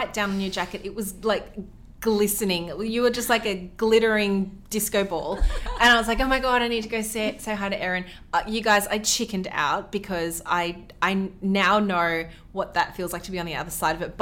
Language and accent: English; Melbourne, Victoria, Australia; We're from Melbourne, Australia